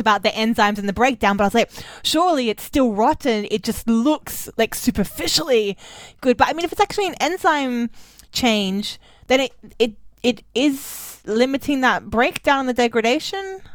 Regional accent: Australia; moved away as an adult; also born or lived in Germany; I'm an Australian who was in Germany for too long.

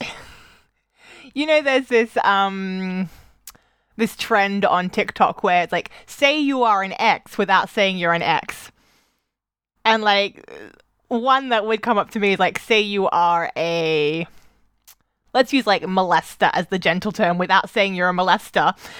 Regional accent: Australia; moved away; growing up in Australia

